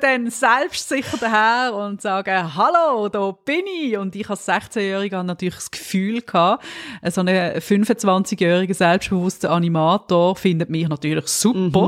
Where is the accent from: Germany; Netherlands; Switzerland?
Switzerland; als Schweizerin